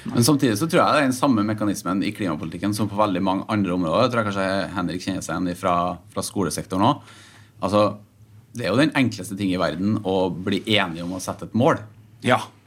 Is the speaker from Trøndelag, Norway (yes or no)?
yes; Trøndelag, Norway; now in Oslo, Norway; jeg kommer fra Trøndelag, som alle som eh, har litt uh, litt språkøre sikkert, sikkert hører